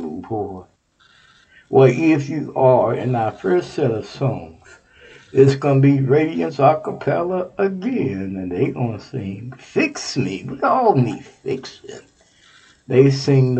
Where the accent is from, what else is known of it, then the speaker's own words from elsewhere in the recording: Texas, United States; my home state, Texas